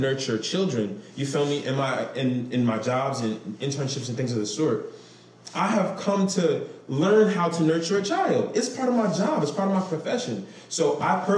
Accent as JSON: {"language": "English", "town": "Camden", "region": "New Jersey", "country": "United States", "tie": "born or raised there", "said": "I was born and raised in Camden"}